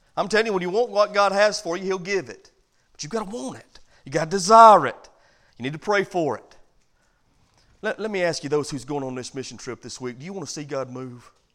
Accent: United States; I'm from America

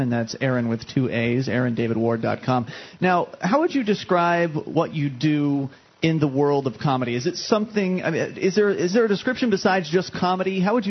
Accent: Florida, United States; I mean, we come from Florida, which it's pretty bad down there

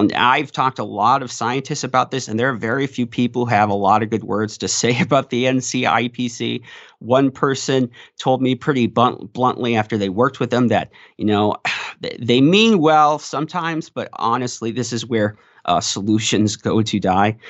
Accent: South Dakota, United States; my hometown paper, The Artist's Leader

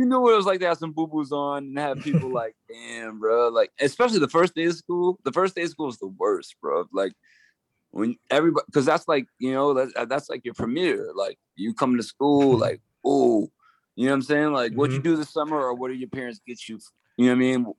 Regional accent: Geneva, New York, United States; also born or lived in Utica, New York; I grew up in Geneva

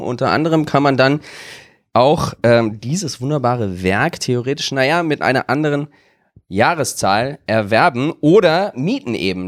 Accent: Wiesbaden, Hesse, Germany; meine Heimatstadt

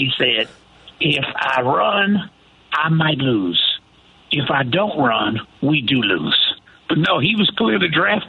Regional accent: Houston, Texas, United States; I'm from Houston

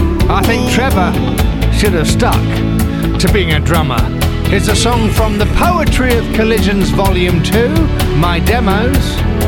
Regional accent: England, United Kingdom; moved away as an adult; Of course, I came across from England as a bass player back in the 80s

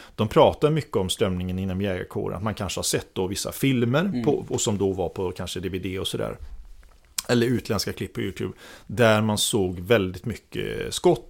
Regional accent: Orust, Västra Götaland, Sweden; moved away as an adult; now in Stockholm, Sweden; jag är uppväxt på Orust.

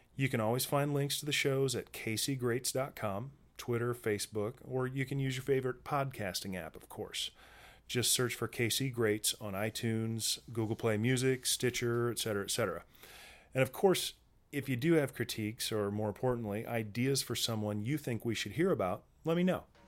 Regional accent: Midwest, United States; we grew up in the Midwest

